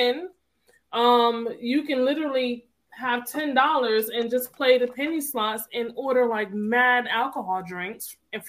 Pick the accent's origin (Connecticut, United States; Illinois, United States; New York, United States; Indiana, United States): Connecticut, United States; moved away as an adult; also born or lived in North Carolina; now in Georgia, United States; I am originally from Connecticut.